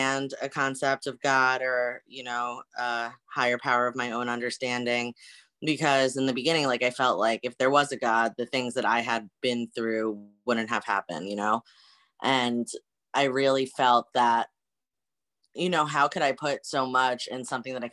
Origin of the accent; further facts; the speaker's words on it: New Jersey, United States; now in Hartford, United States; I am originally from New Jersey, but right now I am living in Hartford, Connecticut